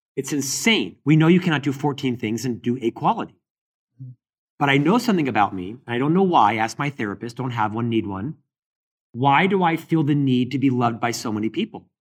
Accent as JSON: {"language": "English", "town": "Orlando", "region": "Florida", "country": "United States", "tie": "born or raised there", "moved": "yes", "lives_now": "Salt Lake City, United States", "said": "I live in Salt Lake City, Utah, But I'm born and raised in Orlando, Florida"}